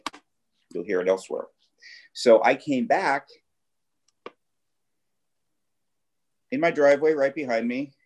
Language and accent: English; Los Angeles, California, United States; I grew up in the Valley, in the San Fernando Valley